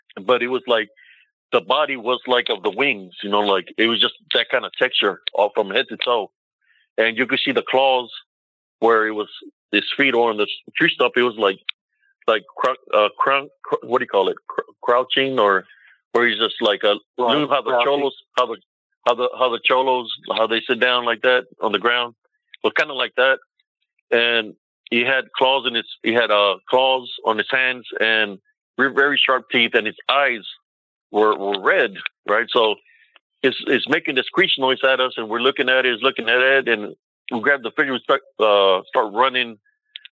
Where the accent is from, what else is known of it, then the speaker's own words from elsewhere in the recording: Rio Grande Valley, Texas, United States; moved away as an adult; now in Killeen, United States; I moved all my brother and sisters away from my hometown and brought them to Killeen.